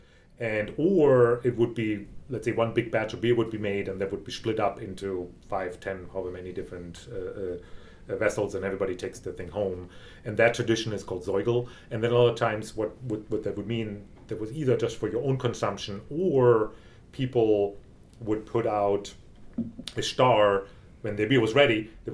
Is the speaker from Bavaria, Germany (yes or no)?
no; Freiburg, Baden-Württemberg, Germany; at least in my region, where I grew up in Freiburg, the region right around Freiburg. It's all a wine-growing region.